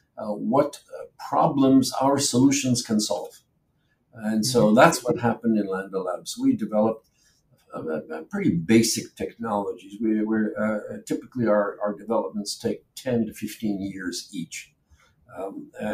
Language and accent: English; Canada; moved away as an adult; also born or lived in Poland / Germany / England; now in Israel; spent the first couple of years of my life in a refugee camp in Germany. And then my parents moved to Canada. So I grew up in Canada